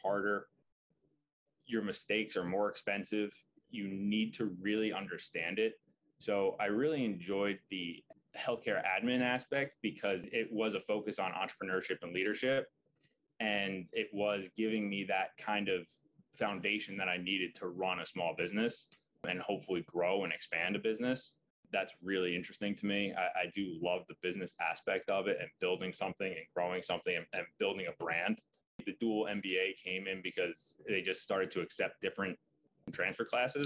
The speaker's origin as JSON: {"language": "English", "area": "Long Island", "region": "New York", "country": "United States", "said": "I'm originally from Long Island, so it just kind of made sense to work in the city"}